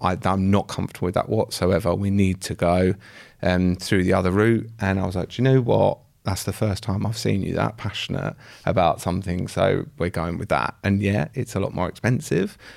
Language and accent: English; Essex, East of England, United Kingdom; I'm fr-, also from Essex